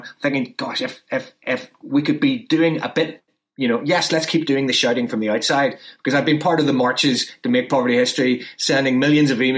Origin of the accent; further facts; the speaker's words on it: Northern Ireland, United Kingdom; I come from Northern Ireland, which has its own problems